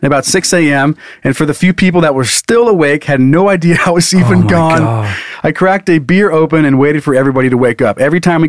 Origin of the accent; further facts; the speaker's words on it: Midwest, United States; I'm from the Midwest, and we take float trips and camping trips very seriously.